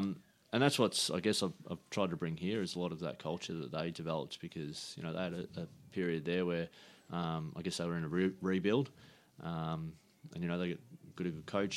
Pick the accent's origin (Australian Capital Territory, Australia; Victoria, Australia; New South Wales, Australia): Victoria, Australia; Carrum Downs; I grew up in Carrum Downs.